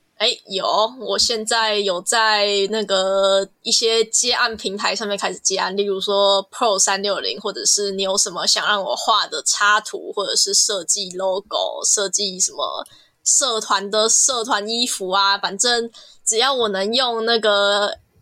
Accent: Kaohsiung, Taiwan; 我来自高雄，然后我现在还在延毕中，啊，我读的是就是原住民艺术产业这个系

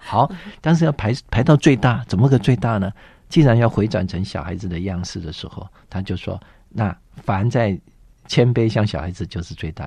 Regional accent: Zhongli, Taoyuan, Taiwan; 小时候是在中立，啊，中立的长老会要接触到福音的种子

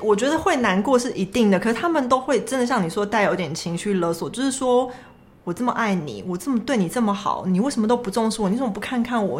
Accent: Taiwan; 我是台湾人

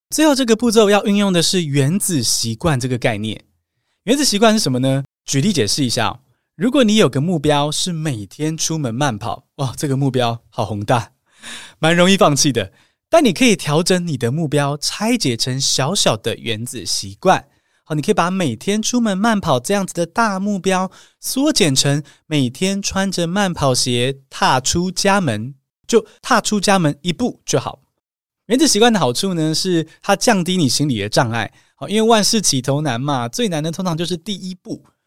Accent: Taiwan; 更多土生土长的台湾学生

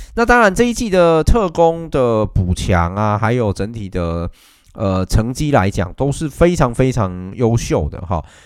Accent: Taichung, Taiwan; 作为台中人

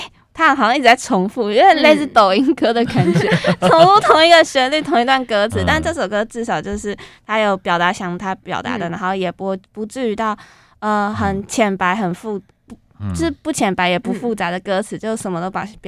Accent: Kaohsiung, Taiwan; moved away as an adult; 我我我本身是高雄人，然后来北漂青年那种感觉

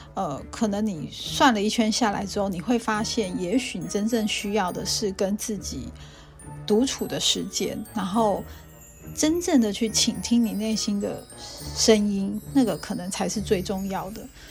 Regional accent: Banqiao, New Taipei, Taiwan; 我是在板桥的协和医院出生的

